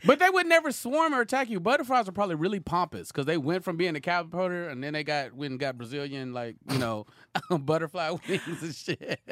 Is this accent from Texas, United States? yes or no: yes; Houston, Texas, United States; also born or lived in San Francisco Bay Area, California; born in the Bay, but grew up in Houston, Texas